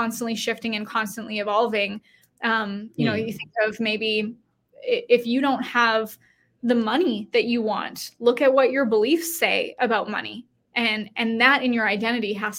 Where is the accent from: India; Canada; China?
Canada; moved away as an adult; now in United States; I used to live in Canada. I'm Canadian, and I moved to the States in 2020